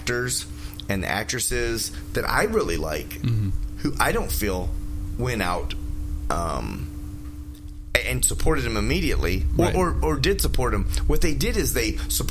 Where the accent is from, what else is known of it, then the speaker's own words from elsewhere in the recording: Detroit, Michigan, United States; moved away; I'm from Detroit. I moved here